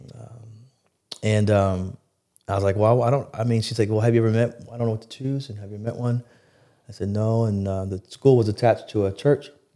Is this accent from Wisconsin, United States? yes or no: no; Plano, Texas, United States; also born or lived in Binghamton, New York; here in Plano.